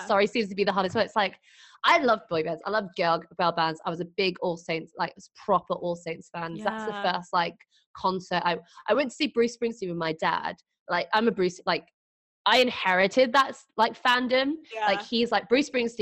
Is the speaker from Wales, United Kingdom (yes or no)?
no; Doncaster, Yorkshire and the Humber, United Kingdom; also born or lived in London; I was born in London and I moved to Doncaster because of my mum's job.